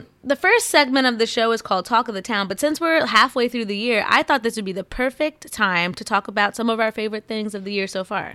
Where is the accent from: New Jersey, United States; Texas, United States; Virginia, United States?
New Jersey, United States; I'm from Central